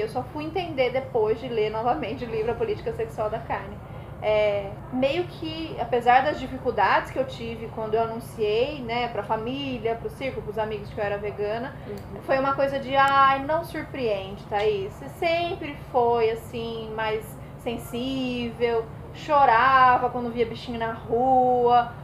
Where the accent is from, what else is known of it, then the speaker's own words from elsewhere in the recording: São Paulo, Brazil; eu sou de São Paulo